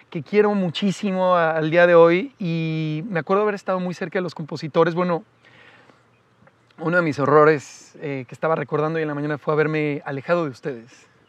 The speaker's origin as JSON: {"language": "Spanish", "town": "Naucalpan", "region": "State of Mexico", "country": "Mexico", "tie": "born or raised there", "said": "viví en satélite toda mi vida"}